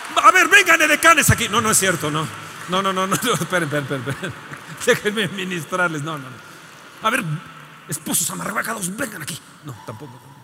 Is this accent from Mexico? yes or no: yes; Mexico; soy mexicano